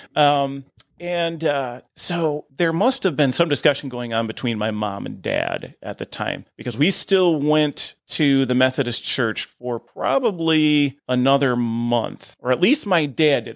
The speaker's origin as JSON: {"language": "English", "town": "Perrysburg", "region": "Ohio", "country": "United States", "tie": "born or raised there", "said": "I grew up in Perrysburg"}